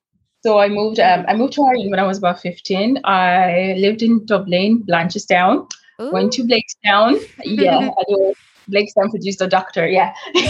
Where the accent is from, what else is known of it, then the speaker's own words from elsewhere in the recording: Nigeria; so I'm Nigerian and Irish. I was born in Nigeria, and growing up in Nigeria